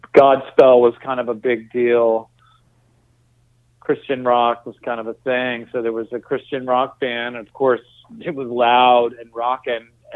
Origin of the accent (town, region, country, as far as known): Virginia, United States; born or raised there; also born or lived in Alexandria, Virginia / Arlington, Virginia